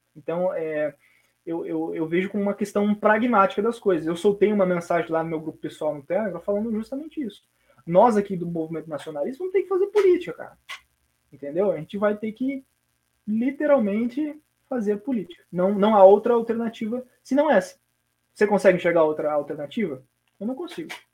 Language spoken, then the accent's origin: Portuguese; Brazil; nascemos em locais diferentes do Brasil, mas somos brasileiros.